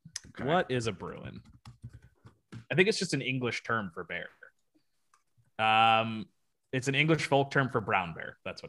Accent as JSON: {"language": "English", "town": "La Plata", "region": "Maryland", "country": "United States", "tie": "born or raised there", "also_born_or_lived": "North Carolina", "said": "I would say La Plata is my hometown, not North Carolina."}